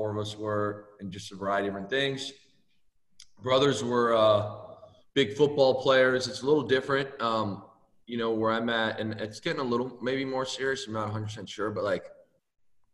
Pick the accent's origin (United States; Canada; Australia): Canada; Windsor, Ontario; moved away as an adult; I was born in Windsor, Ontario, Canada